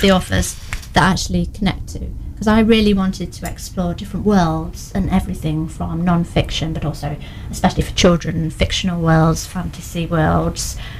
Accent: Newark, East Midlands, United Kingdom; now in Lincoln, United Kingdom; I'm um, based over at Lincoln at the moment, but I'm from Newark, and this is where all my family are as well

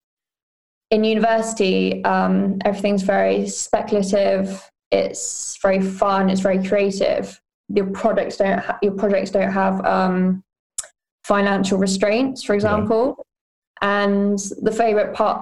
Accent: Newark, East Midlands, United Kingdom; moved away; also born or lived in Nottingham / Grantham / London; I was born in Nottingham, and then as four or five, I moved between villages around Newark and Grantham, Claypole or Bennington, Westborough

